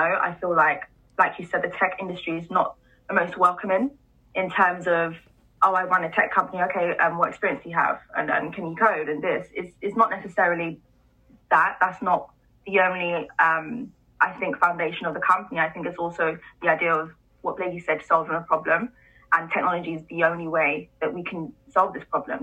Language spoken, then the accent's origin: English; London, United Kingdom; also born or lived in Kent; I grew up in a city, well, a town called Deptford um, for most of, well, most of my childhood